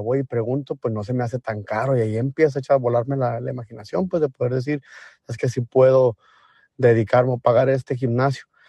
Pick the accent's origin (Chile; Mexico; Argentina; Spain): Mexico; como latino o mexicano